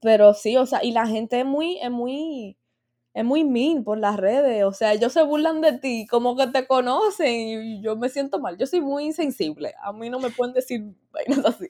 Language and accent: Spanish; Dominican Republic; yo soy dominicana